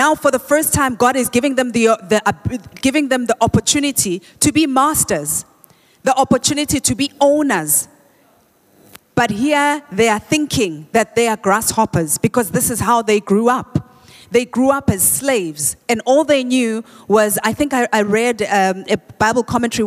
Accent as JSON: {"language": "English", "town": "Soweto", "region": "Gauteng", "country": "South Africa", "tie": "born or raised there", "said": "we used to say Dablap where I grew up in Soweto"}